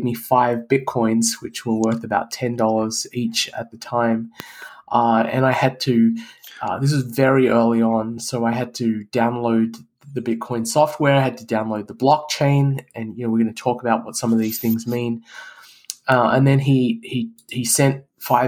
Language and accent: English; Canberra, Australian Capital Territory, Australia; moved away as an adult; also born or lived in Adelaide; now in United States; I went back to the city I grew up in, Canberra